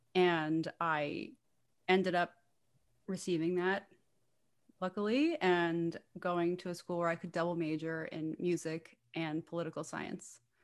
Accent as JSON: {"language": "English", "town": "New Rochelle", "region": "New York", "country": "United States", "tie": "born or raised there", "said": "I grew up in New Rochelle, New York. I primarily live in New York City, and I am currently back in New Rochelle, New York with my parents for the time"}